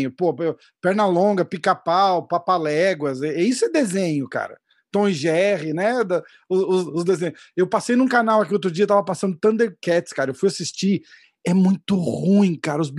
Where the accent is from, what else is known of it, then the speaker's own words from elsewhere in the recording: São Paulo, Brazil; Eu sou de São Paulo